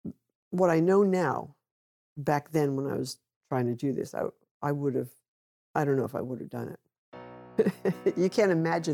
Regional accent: New York City, New York, United States; I grew up in a European environment. New York was mostly European back then. And of course, my family was Polish.

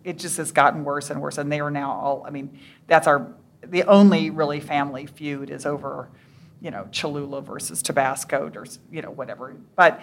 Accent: Texas, United States; moved away; I grew up in Texas

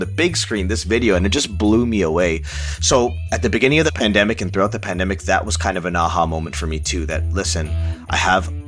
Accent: Toronto, Ontario, Canada; born and raised in Toronto

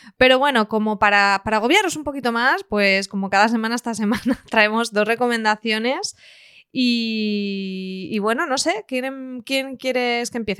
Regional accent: the homeland of Miguel Hernández, Valencian Community, Spain; el poeta Miguel Hernández de aquí de mi tierra

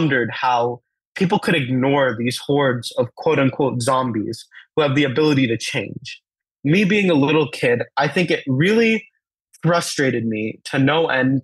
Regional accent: United States; first language Telugu; the beautiful and shiny clinics in the USA that I was really used to growing up

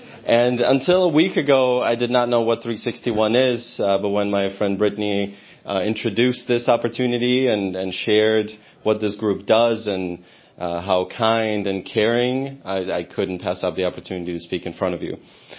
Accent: Odesa, Odesa Oblast, Ukraine; now in United States; my hometown of Odessa

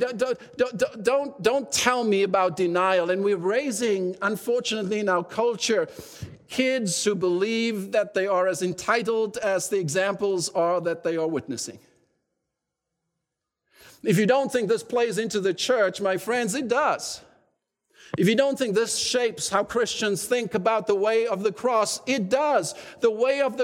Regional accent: South Africa; now in Canada; at times when it's convenient for me to say I'm South African, I will, and then when it's convenient, I'll say I'm Canadian, you know. But I'm more Canadian than I sometimes confess

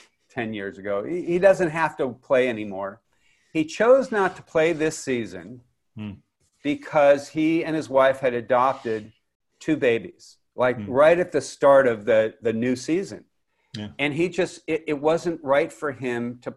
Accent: Los Angeles, California, United States; where I grew up in Westwood

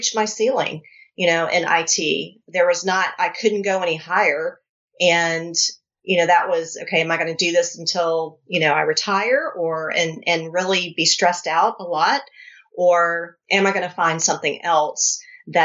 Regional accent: North Carolina, United States; I'm from North Carolina

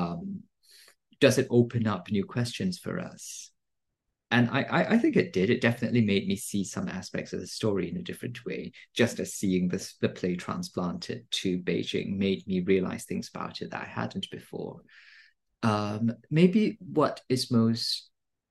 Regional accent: Singapore; now in United States; growing up in Singapore, I consumed a lot of American books and media

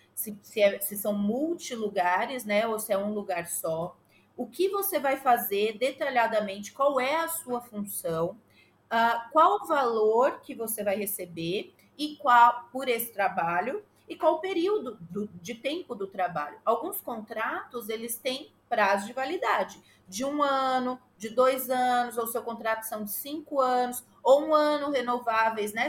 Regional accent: Santa Isabel, São Paulo, Brazil; now in United States; eu sou de São Paulo, ah, especificamente de uma cidadezinha da grande São Paulo chamada Santa Isabel.

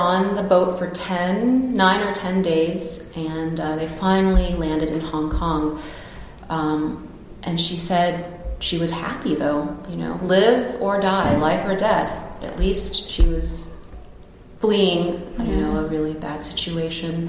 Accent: United States; as an American

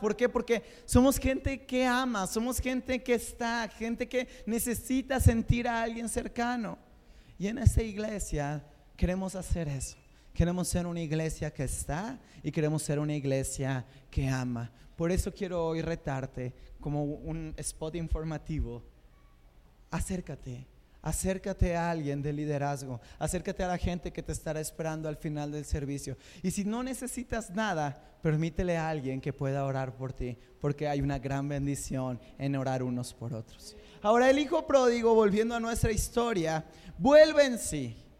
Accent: Mexico; Somos, somos el macho mexicano

